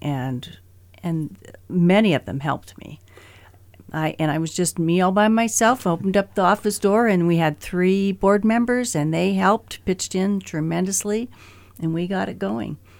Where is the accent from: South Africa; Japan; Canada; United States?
United States; Great Falls, Montana; I was raised here in Great Falls.